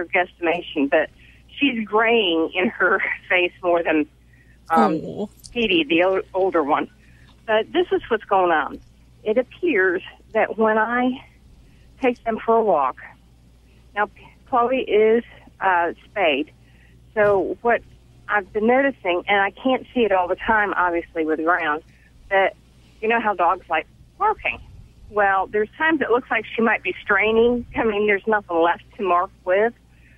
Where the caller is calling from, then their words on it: Raleigh, North Carolina, United States; Raleigh, North Carolina.